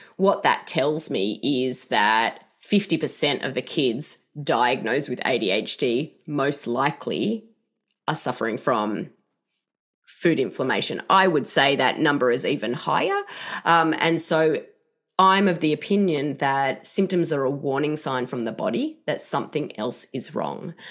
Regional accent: Australia; now in Seattle, United States; I'm not from here, as you can tell by my accent. But, um, in Australia

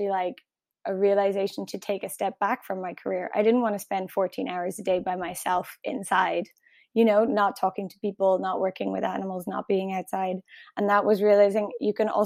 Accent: Ireland; accent: Irish; my Irish accent

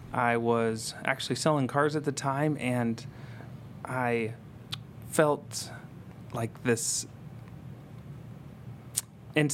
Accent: Franklin, Indiana, United States; I grew up in Franklin, right on the line of Franklin and Barkersville

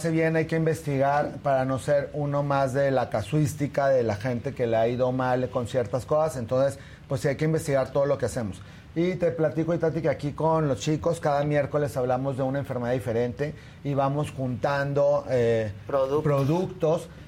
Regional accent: Torreón, Coahuila, Mexico; En eh, la yo soy de Torreón

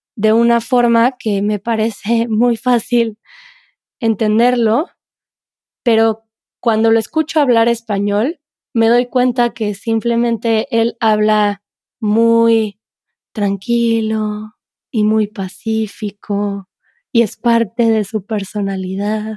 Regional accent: central Mexico, Mexico; first language Spanish; tenemos esta ilusión de que en México no tenemos un acento en el centro de México

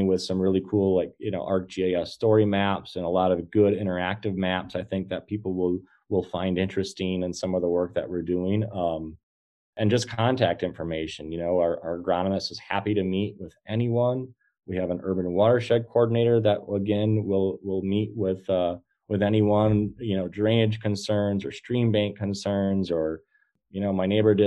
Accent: Green Bay, Wisconsin, United States; Not only from Wisconsin, I'm from Green Bay

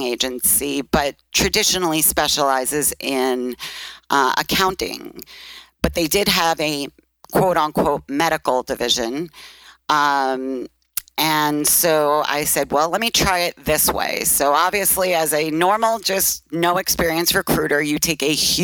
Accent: New York City, New York, United States; accent: Brooklyn; moved away; also born or lived in Phoenix; I'm from Brooklyn. And obviously, even after 20 years, you still hear the Brooklyn accent.

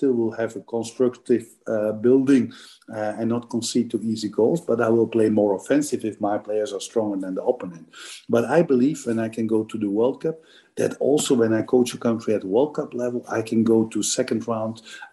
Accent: Flanders, Belgium; first language Dutch (Flemish); English is a second language; moved away; My mother language is Dutch, same like in Holland, so Flemish.

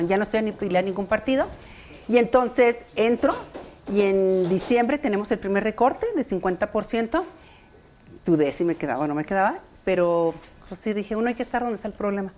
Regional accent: Ciudad Juárez, Chihuahua, Mexico; moved away as an adult; now in Mexico City, Mexico; yo soy de Ciudad Juárez

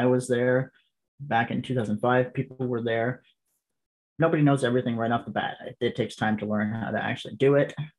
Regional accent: Canada; being Canadian

